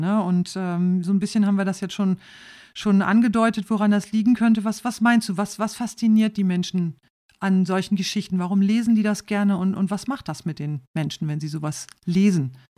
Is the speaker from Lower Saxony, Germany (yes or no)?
yes; Rhauderfehn, Lower Saxony, Germany; Ich bin in Klostermoor aufgewachsen, in Klostermoor im, im, in, in der Gemeinde Rauderfehn im Landkreis Leer